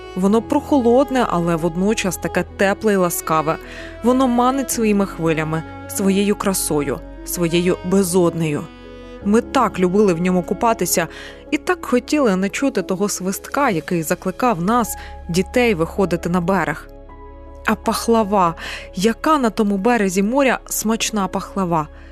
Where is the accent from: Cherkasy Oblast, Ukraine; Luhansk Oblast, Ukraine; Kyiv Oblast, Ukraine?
Kyiv Oblast, Ukraine; Bucha; моє рідне місто також було окуповане